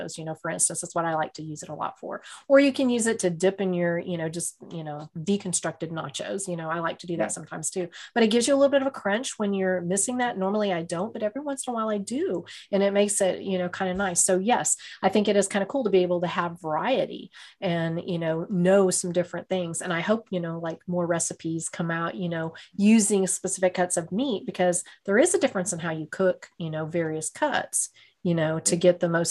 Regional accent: Texas, United States; I'm a Texan.

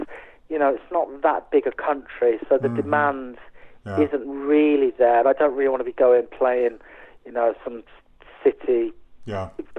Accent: West Country, South West England, United Kingdom; now in Yorkshire Dales, United Kingdom; We grew up in the West Country

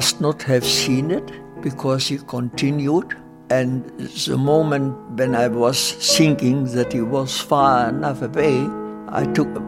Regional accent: Silesia, Germany; moved away; I was born in Germany, in Silesia, in a small town of a population of about 20,000 inhabitants

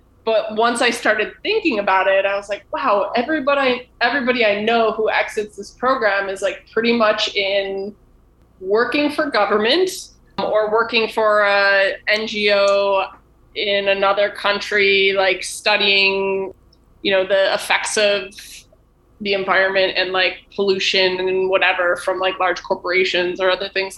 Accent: Buffalo, New York, United States; I'm from Buffalo.

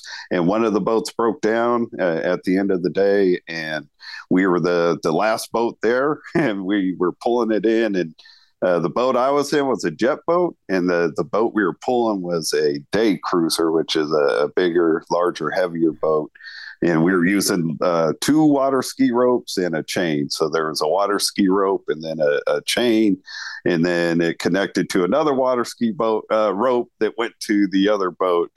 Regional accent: Sacramento, California, United States; I'm from Sacramento, California. It's where I've lived my whole life

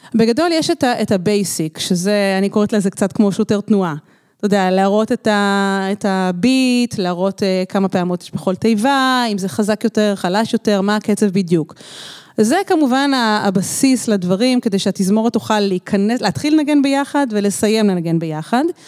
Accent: Israel; moved away as an adult; now in Barcelona, Spain; גדלתי במקהלת מורן פה בארץ

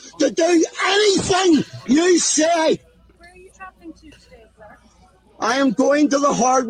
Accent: Ireland

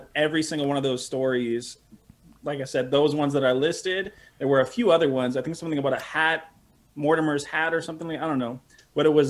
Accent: Montreal, Quebec, Canada; I was actually born and raised in St. Henry

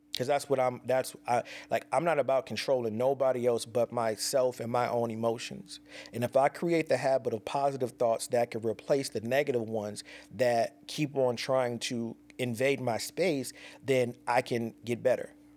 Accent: Pasadena, California, United States; born or raised there; moved away

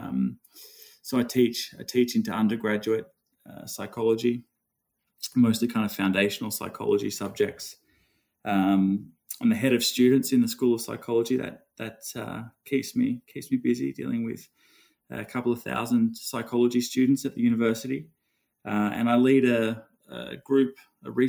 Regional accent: Australia; Growing up in Australia

